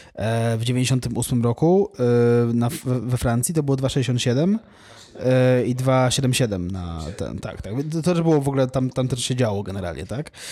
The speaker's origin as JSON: {"language": "Polish", "country": "Poland", "said": "jestem z Polski"}